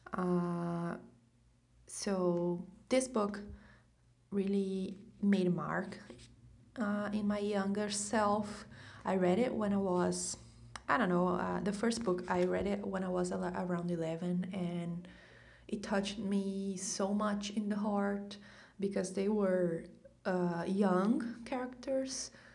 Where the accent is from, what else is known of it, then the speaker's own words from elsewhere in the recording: Brazil; I'm from Brazil.